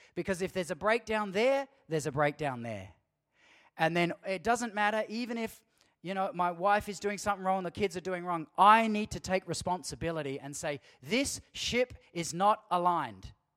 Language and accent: English; Australia; us as Aussie Christian men